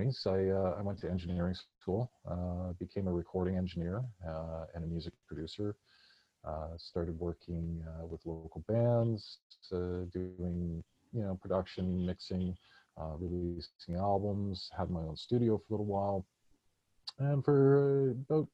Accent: Vancouver, British Columbia, Canada; also born or lived in San Francisco / Victoria; I grew up in East Vancouver, British Columbia, which is a mini little neighborhood of famous Vancouver, and grew up in the 80s and 90s.

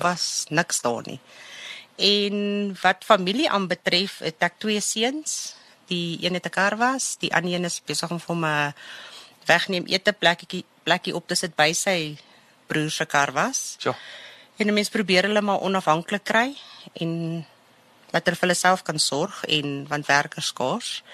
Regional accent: Germiston, Gauteng, South Africa; now in Boksburg, South Africa; Ek het in Germiston groot geword.

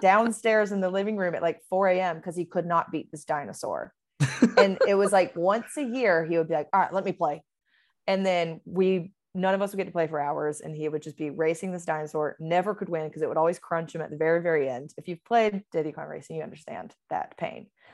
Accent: Georgia, United States; accent: Southern; now in Los Angeles, United States; I am from Georgia, so there will be an accent coming out of me at some point

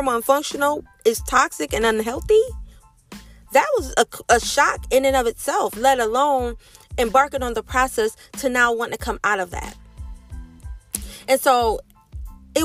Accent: Ohio, United States; moved away as an adult; That's where I've been living my entire life. That's where my family is

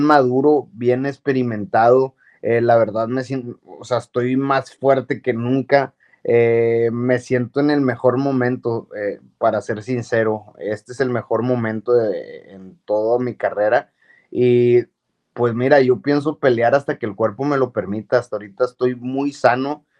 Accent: Monterrey, Nuevo León, Mexico; moved away as an adult; also born or lived in New Mexico, United States; a mi Monterrey

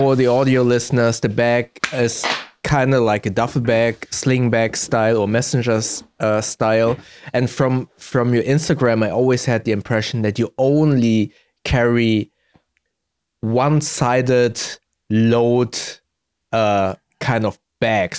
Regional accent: Germany; born and raised in Germany, but my parents are both from Indonesia

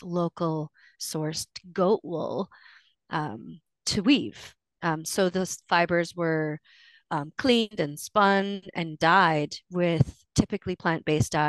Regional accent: Cheam, Fraser Valley, British Columbia, Canada; from Chiam, which is a small village below Mount Chiam on the banks of the Fraser in the Fraser Valley

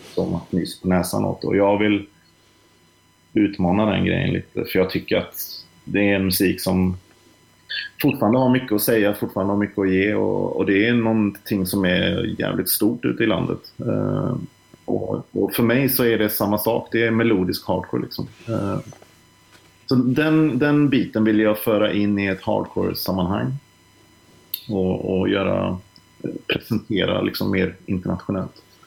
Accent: Trollhättan, Västra Götaland, Sweden; jag kom ju från Trollhättan som ligger nära Vänersborg

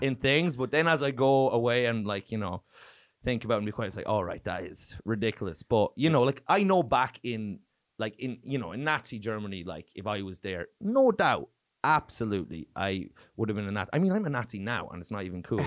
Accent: Ireland; accent: Irish; moved away as an adult; now in Oslo, Norway; growing up in Ireland

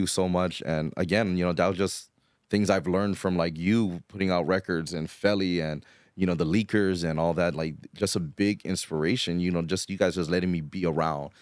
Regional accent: Hawaii, United States; growing up in Hawaii, you kinda grew up with the, with the hip hop stuff

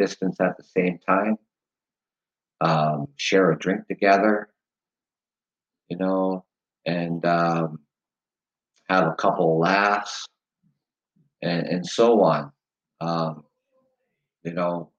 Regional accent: Canada; being Canadian

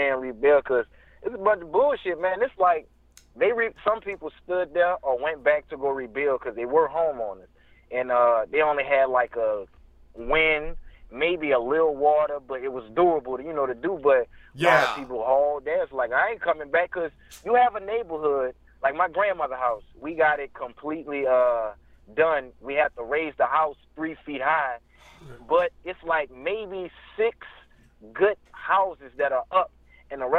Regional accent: New Orleans, Louisiana, United States; moved away; I'm from New Orleans, Louisiana

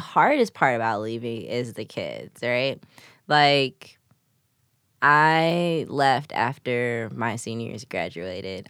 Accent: Chicago, Illinois, United States; I'm from the east side

